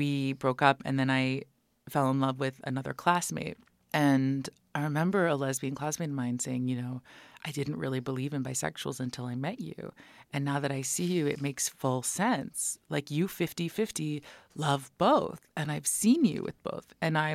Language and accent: English; United States; as an American being raised by Iranians